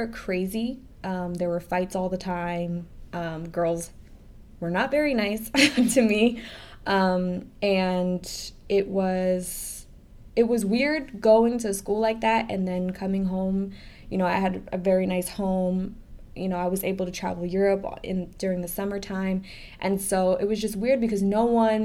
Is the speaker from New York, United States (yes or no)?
yes; New York City, New York, United States; also born or lived in Staten Island; I'm a very proud Brooklynite. I actually was born in Staten Island.